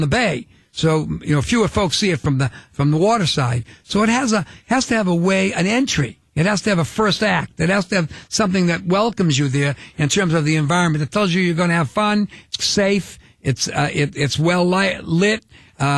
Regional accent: Boston, Massachusetts, United States; we're both from Boston

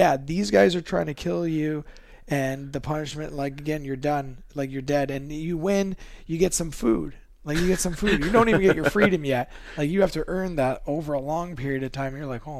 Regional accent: Toronto, Ontario, Canada

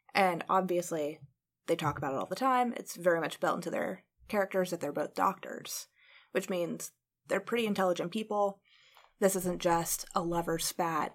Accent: Indiana, United States; I grew up in Indiana

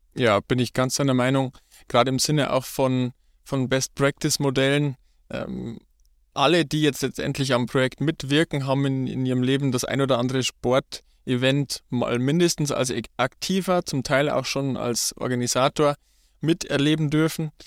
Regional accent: Ruhpolding, Bavaria, Germany; Ich komme gebürtig aus, auch aus Ruppolding. Bin dort aufgewachsen

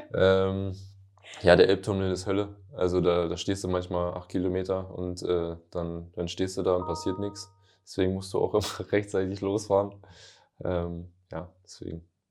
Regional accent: Northern Germany, Germany; moved away as an adult; also born or lived in Lüneburg / Hamburg / Lübeck; now in Ingolstadt, Germany; bei uns im Norden

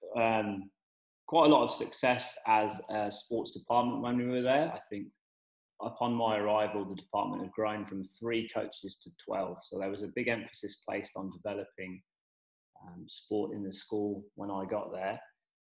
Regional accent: England, United Kingdom; moved away as an adult; also born or lived in Oxford; now in Perth, Australia; I'm the Englishman down under working in S&C

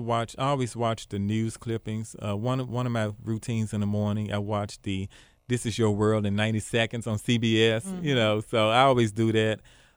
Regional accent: Binghamton, New York, United States; So, again, I'm from Binghamton.

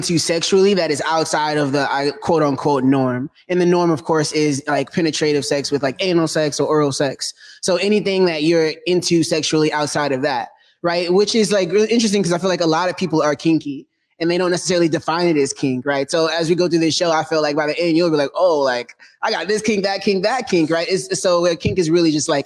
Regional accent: Detroit, Michigan, United States; moved away; I'm from Detroit, Michigan.

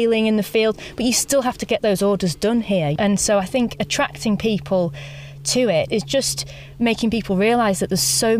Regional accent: Yorkshire and the Humber, United Kingdom; I'm actually from East Yorkshire, from the countryside myself, but my parents were just in a modern housing estate

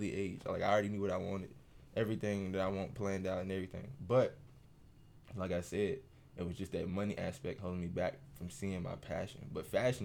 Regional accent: Rock Hill, South Carolina, United States; I'm born and raised in South Carolina

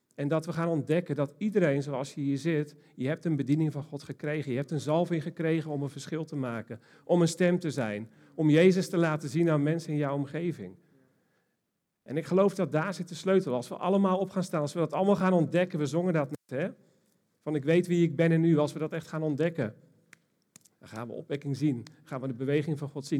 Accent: Almkerk, North Brabant, Netherlands; ik kom uit Almkerk

